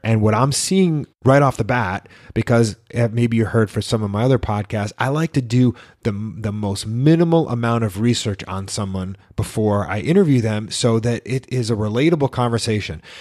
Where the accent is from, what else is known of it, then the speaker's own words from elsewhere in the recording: New York, United States; moved away as an adult; also born or lived in Miami; when I grew up in New York